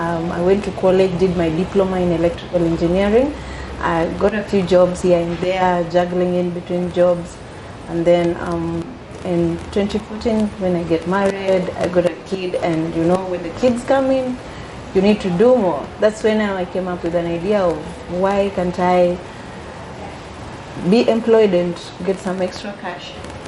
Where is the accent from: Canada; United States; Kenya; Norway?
Kenya; Western Kenya; moved away as an adult; In Kenya, we have so many tribes, so I'm a Luhya by birth. I grew up in Western, I went to school in Western